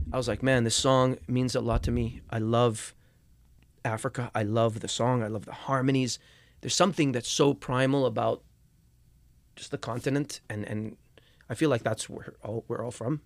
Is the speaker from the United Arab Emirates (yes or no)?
yes; Dubai, United Arab Emirates; moved away; back home where I grew up in Dubai